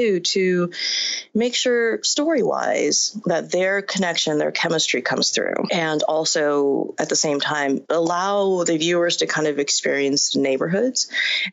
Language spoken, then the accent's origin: English; Inglewood, California, United States; also born or lived in Asia / Ladera Heights; when my family and I immigrated here from Asia, we settled in Ladera, and I went to school in Inglewood